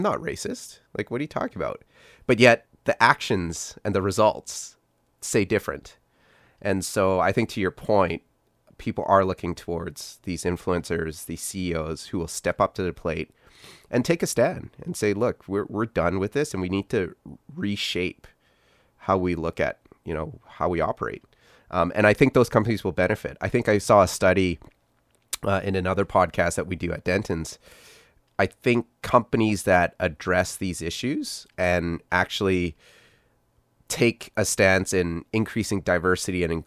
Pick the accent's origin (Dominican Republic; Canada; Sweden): Canada; growing up in Canada, born and raised in Canada